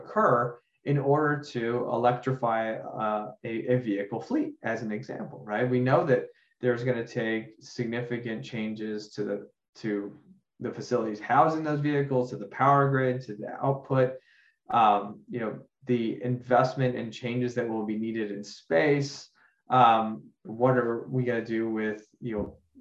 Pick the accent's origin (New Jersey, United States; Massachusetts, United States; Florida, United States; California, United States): Florida, United States; Miami; Surfside in Miami and the horrible tragedy that occurred in my hometown and in my community